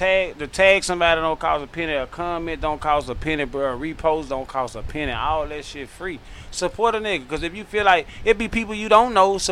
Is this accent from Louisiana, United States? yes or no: yes; Bamberg, Louisiana, United States; I'm from Bamberg, Louisiana. I'm an upcoming artist, bro.